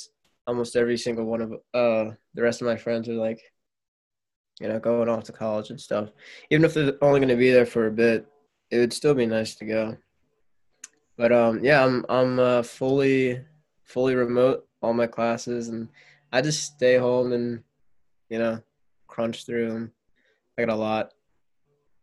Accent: Concord, Massachusetts, United States; also born or lived in Boston; I'm from Concord, like Adam is

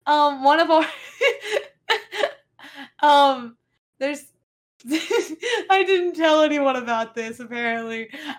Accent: the South, United States; accent: Southern; So I'm regionally Southern, and I intentionally suppress my Southern accent so that people won't make fun of me.

